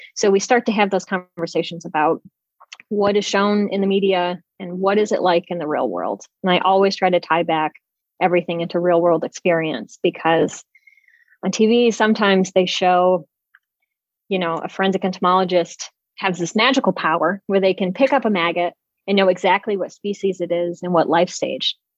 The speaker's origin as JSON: {"language": "English", "area": "outside of Syracuse", "region": "New York", "country": "United States", "tie": "born or raised there", "also_born_or_lived": "Cleveland, Ohio", "moved": "as an adult", "said": "I grew up outside of Syracuse, New York"}